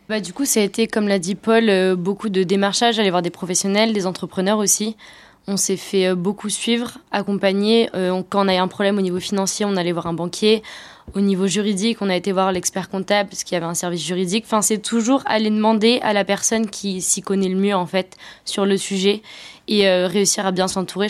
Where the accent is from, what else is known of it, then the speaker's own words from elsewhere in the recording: Brittany, France; chez nous en Bretagne